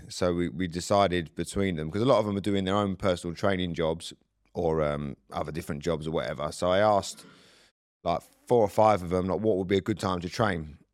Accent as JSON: {"language": "English", "town": "Southend-on-Sea", "region": "East of England", "country": "United Kingdom", "tie": "born or raised there", "moved": "yes", "said": "my hometown in South End"}